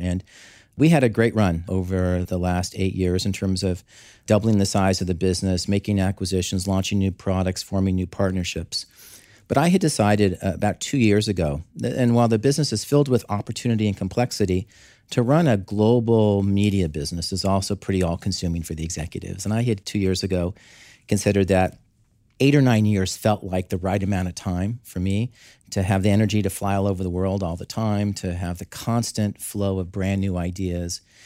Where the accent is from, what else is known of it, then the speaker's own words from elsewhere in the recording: Southern California, United States; moved away; I grew up in Southern California.